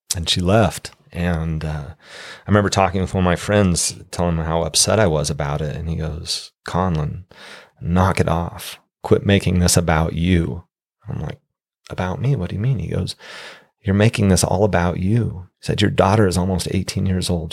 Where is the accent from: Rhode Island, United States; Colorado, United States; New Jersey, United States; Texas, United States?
Colorado, United States; Steamboat Springs; now in Utah, United States; growing up in Steamboat, a small town